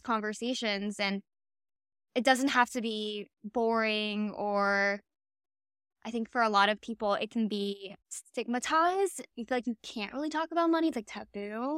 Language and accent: English; Miami, Florida, United States; I was born and raised in Miami